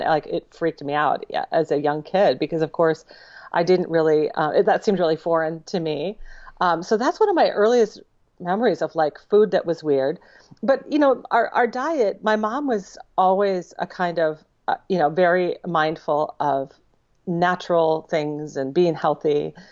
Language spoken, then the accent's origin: English; Minnesota, United States; also born or lived in Spangler, Pennsylvania; I'm from Minnesota. I, I grew up there, and I always say that's where I'm from